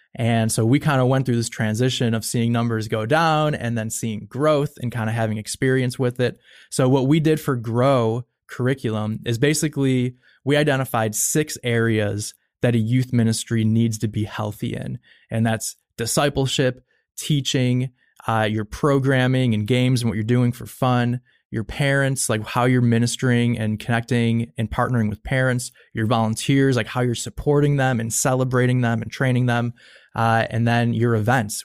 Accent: Buffalo, New York, United States; I grew up in Buffalo, New York

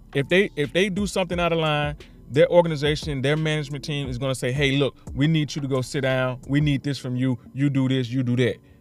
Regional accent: Mississippi, United States; Mississippi, my hometown, my city, my state.

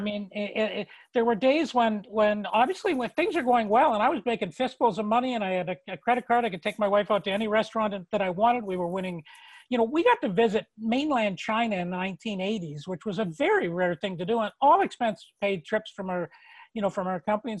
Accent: Toronto, Ontario, Canada; moved away as an adult; now in Nova Scotia, Canada; I'd been born and raised in Toronto

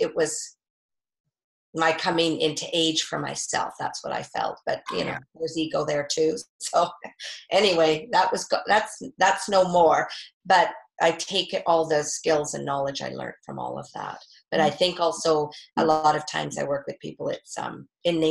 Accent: North Vancouver, British Columbia, Canada; I grew up on the North Shore and we skied a lot at Whistler

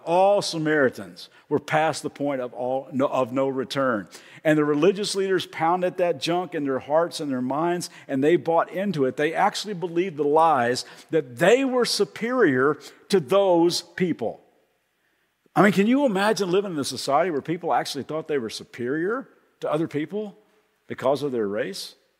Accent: Kentucky, United States; accent: slight accent; now in Ventura, United States; even though I live in Ventura, I'm, from, I'm originally from Kentucky.

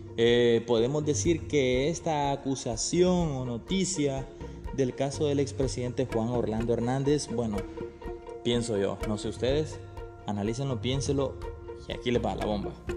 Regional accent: Honduras; mi país, Honduras.

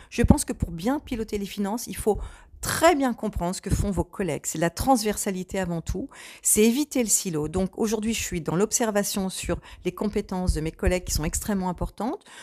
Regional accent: Port-Jérôme-sur-Seine area, Normandy, France; also born or lived in Bolbec; je suis une vraie locale de l'État, en étant née à 4 km d'ici, en ayant immigré à Bolbec à 10 et revenir à Port-Jérôme-sur-Seine aujourd'hui, où je vis toujours

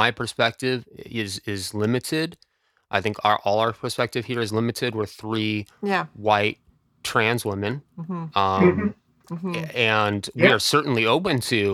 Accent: United States; I am American

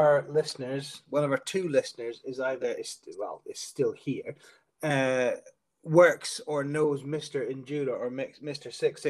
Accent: Scotland, United Kingdom; I'm Scottish.

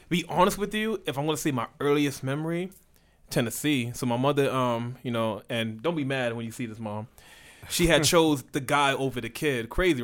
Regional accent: Sierra Leone; The only reason why I'm not changed because I'm from Sierra Leone.

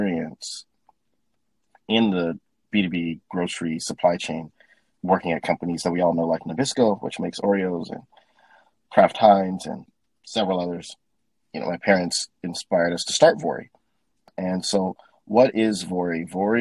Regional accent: Minneapolis, Minnesota, United States; moved away as an adult; originally from Minneapolis, Minnesota, born and raised in the Midwest

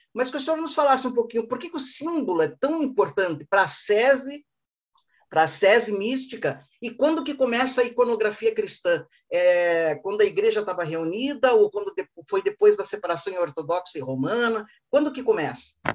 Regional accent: Ponta Grossa, Paraná, Brazil; minha cidade natal, Ponta Grossa.

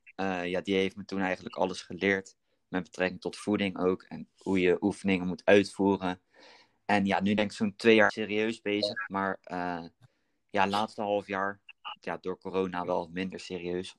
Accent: Berkel en Rodenrijs, South Holland, Netherlands; Ik kom uit Berkel, dorpje naast eh, Rotterdam

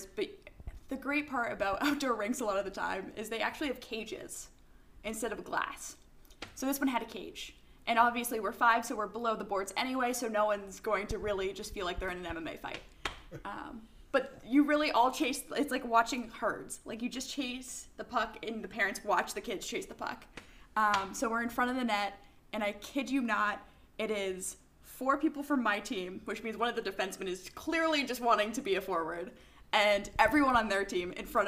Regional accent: Connecticut, United States; I grew up in Connecticut

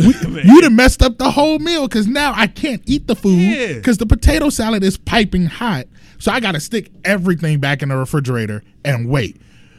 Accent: Los Angeles, California, United States; I'm from Los Angeles.

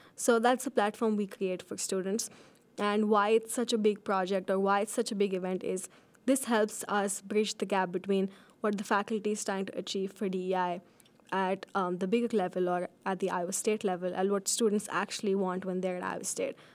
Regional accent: India; also born or lived in Fargo, North Dakota, United States; now in Ames, United States; I was born in Fargo, North Dakota, but I lived most of my life in India.

